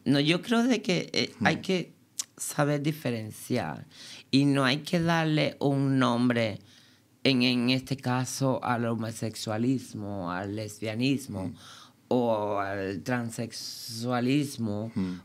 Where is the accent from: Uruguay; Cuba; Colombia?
Cuba; moved away as an adult; now in Berlin, Germany; pude salir de allí, de Cuba, porque vengo de una familia muy, muy pobre